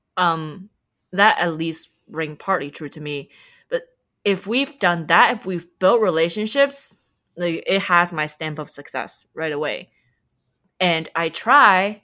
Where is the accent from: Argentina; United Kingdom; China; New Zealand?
China; Shanghai; moved away as an adult; also born or lived in United States; I'm from Shanghai, China